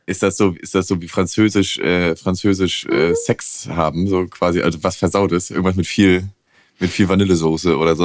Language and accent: German; the East, eastern Germany, Germany; Ich komme aus dem Osten